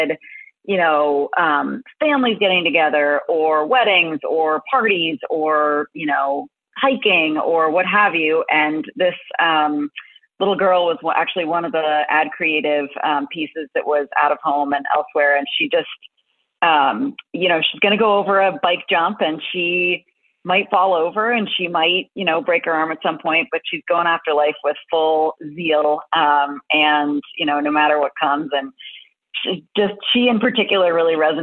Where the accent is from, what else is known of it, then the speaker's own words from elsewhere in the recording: Boston, Massachusetts, United States; I grew up in Boston.